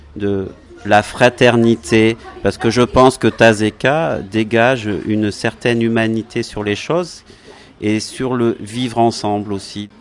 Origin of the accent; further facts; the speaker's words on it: a village in the Var, Provence-Alpes-Côte d'Azur, France; on vient d'un village du Var